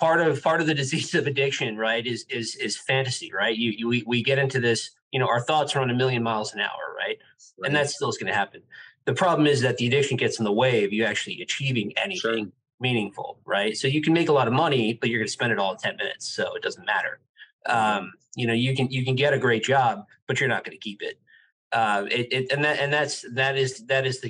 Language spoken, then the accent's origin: English; New York City, New York, United States; moved away as an adult; also born or lived in London / Dubai / Shanghai; now in South Florida, United States; I'm from New York City, and I had been living and working there